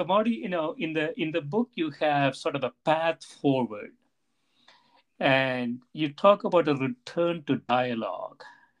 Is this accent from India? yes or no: yes; South India, India; moved away as an adult; now in Evanston, United States; I came to Evanston right from South India without ever going outside my state or the two adjacent states.